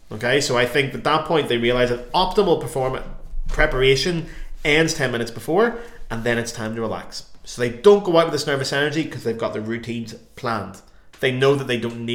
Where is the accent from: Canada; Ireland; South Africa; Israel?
Ireland; moved away; we're Irish